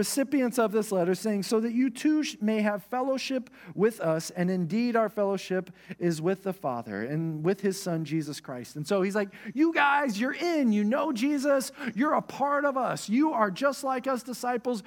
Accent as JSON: {"language": "English", "region": "Oklahoma", "country": "United States", "also_born_or_lived": "Texas", "moved": "yes", "said": "I was from Oklahoma"}